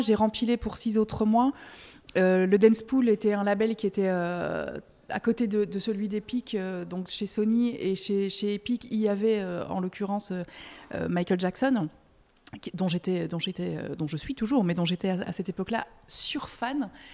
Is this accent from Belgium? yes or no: yes; Belgium; now in France; je suis belge, parfois je, je fais des belgicismes